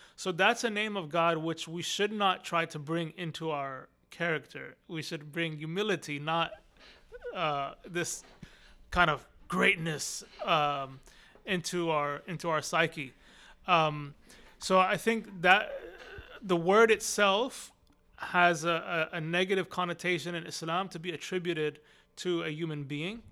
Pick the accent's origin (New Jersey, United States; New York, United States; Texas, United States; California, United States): Texas, United States; Austin; also born or lived in Arlington, Virginia; I grew up here in Austin. I was born in Arlington, Virginia. And then my parents came to Austin, Texas when I was two years old